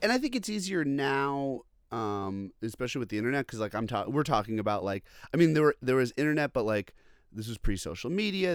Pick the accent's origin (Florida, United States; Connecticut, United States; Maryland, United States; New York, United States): New York, United States; Long Island; also born or lived in Boston; now in Brooklyn, United States; I'm from Long Island originally